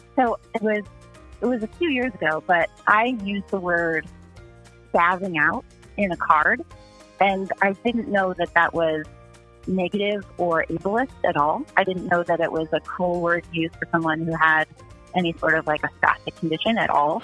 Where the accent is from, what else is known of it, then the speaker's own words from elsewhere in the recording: Akron, Ohio, United States; growing up in Akron, Ohio in the 80s